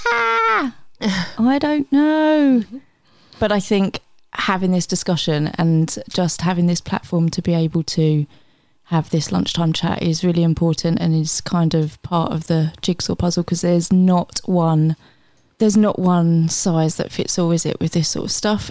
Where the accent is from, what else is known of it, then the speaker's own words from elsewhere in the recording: Gillingham, South East England, United Kingdom; I grew up in Gillingham down by the Strand